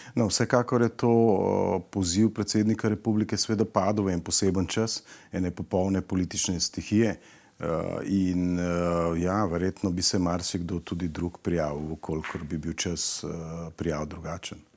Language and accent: Slovenian; Slovenia; Slovenci smo